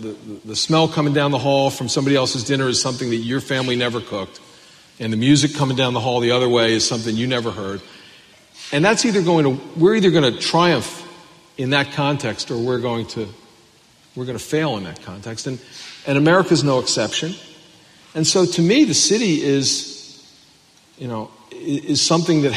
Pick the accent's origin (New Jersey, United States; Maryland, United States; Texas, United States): Maryland, United States; Baltimore; I'm from Baltimore